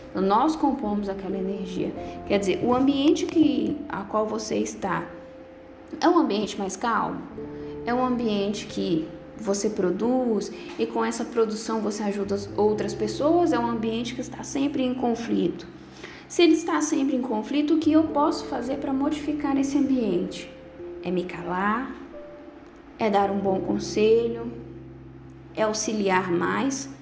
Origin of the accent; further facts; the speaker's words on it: Bocaiúva, Minas Gerais, Brazil; Sou da cidade de Bocaiúva, Minas Gerais.